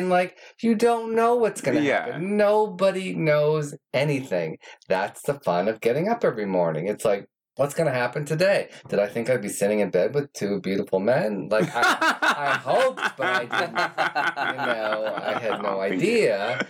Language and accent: English; New York, United States; moved away; I came out here from New York and I thought, oh, I had to be jaded and sarcastic and all that stuff.